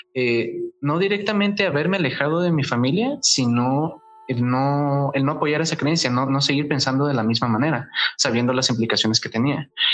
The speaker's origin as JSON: {"language": "Spanish", "country": "Guatemala", "tie": "born or raised there", "said": "He vivido en Guatemala toda mi vida"}